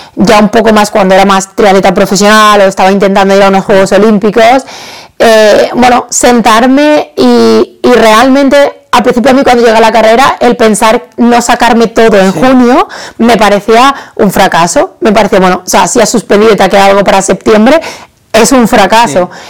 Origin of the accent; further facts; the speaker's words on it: Badajoz, Extremadura, Spain; mi ciudad, en Badajoz, de donde soy